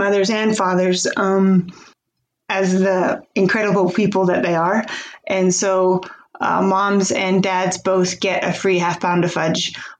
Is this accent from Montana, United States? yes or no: yes; Philipsburg, Montana, United States; I grew up here in Phillipsburg, Montana, and was raised on a cattle ranch for my first 18 years of life.